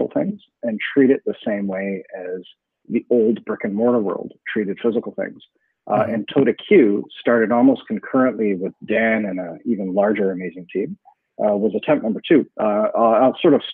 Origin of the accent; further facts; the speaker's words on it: Canada; I'm a Canadian